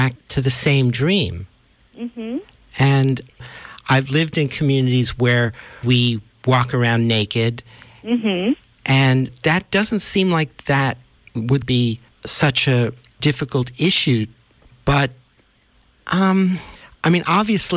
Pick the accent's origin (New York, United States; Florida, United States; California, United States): New York, United States; New York City; now in Vermont, United States; I grew up in New York City, and I now live in Vermont in the woods